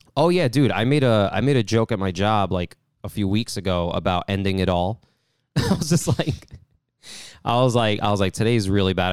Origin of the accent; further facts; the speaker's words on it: New York, United States; growing up in New York